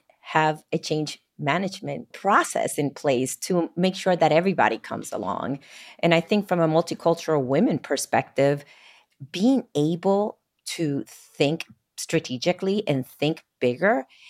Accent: Puerto Rico; moved away as an adult; now in New Jersey, United States; I grew up in Puerto Rico, but moved to New Jersey, and I've been here actually for 12 years as well.

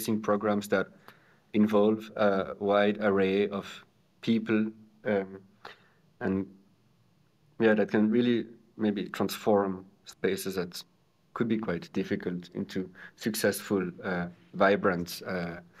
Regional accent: Neuchâtel, Switzerland; moved away as an adult; also born or lived in Lausanne / Copenhagen; now in Zurich, Switzerland; I'm from Neuchâtel, actually, so the French part of Switzerland. And I grew up in Neuchâtel

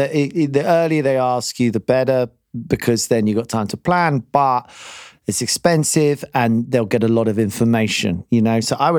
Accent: United Kingdom; I mean, they ring you up and ask you this as a British accountant.

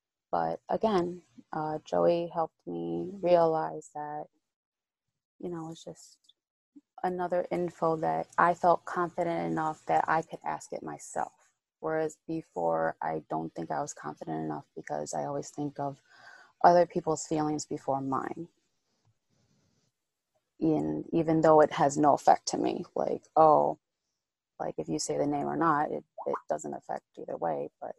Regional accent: Trujillo, La Libertad, Peru; Because, I'm from Trujillo, Peru.

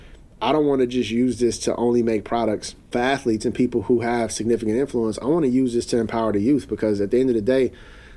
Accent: Chicago, Illinois, United States; I'm in my hometown

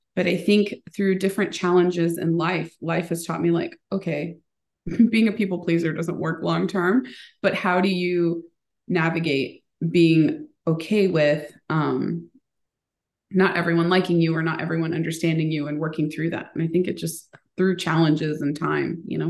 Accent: United States; born or raised there; first language Spanish; English is a second language

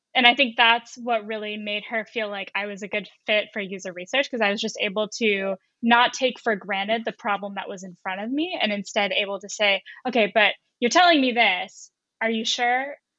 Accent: North Carolina, United States; moved away as an adult; also born or lived in San Francisco Bay Area, California; now in San Francisco, United States; I'm from North Carolina, so I didn't really have a great understanding of technology, and I didn't really until I came to the West Coast for college.

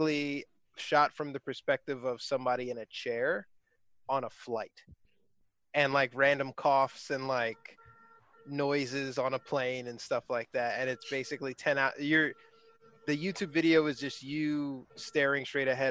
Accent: New York, United States; I grew up in New York.

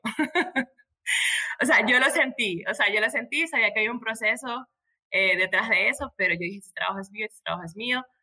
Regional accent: Maracaibo, Zulia, Venezuela; moved away as an adult; now in Medellín, Colombia; soy de Venezuela, vivo en Colombia, en Medellín, pero soy de Venezuela, maracucha con orgullo

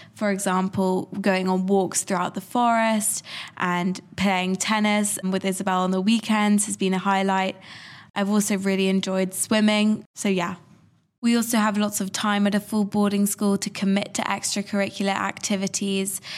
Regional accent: London, United Kingdom; I'm from London

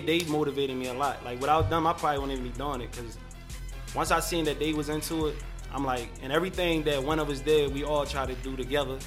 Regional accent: Philadelphia, Pennsylvania, United States; I'm from West Philly, West Side

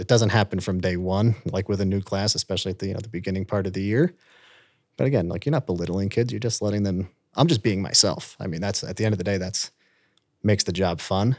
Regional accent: Long Island, New York, United States; moved away as an adult; now in Vail, United States; I'm from, you know, the state of New York and Long Island

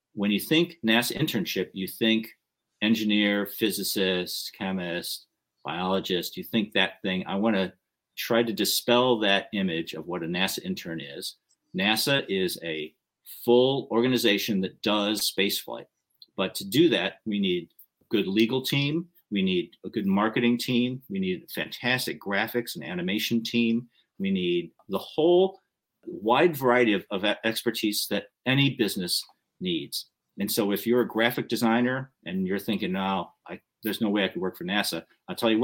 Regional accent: United States; I'm Japanese American. I'm the third generation Japanese American, which means that my grandparents emigrated from Japan to California

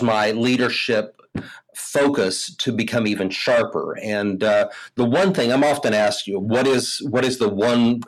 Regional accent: Houston, Texas, United States; I hail from Houston, Texas. I live in the Southwest Houston area

